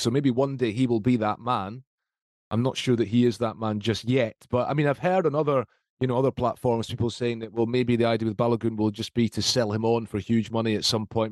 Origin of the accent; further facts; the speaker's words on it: Scotland, United Kingdom; I say this as a Scot, I say this as a Scotsman